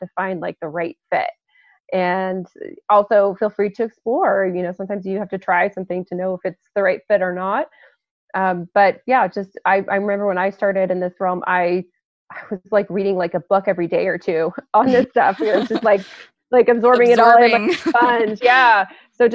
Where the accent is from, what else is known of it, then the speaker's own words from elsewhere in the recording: Lafayette, Colorado, United States; my hometown is Lafayette, Colorado, which is a pretty small town just outside of Boulder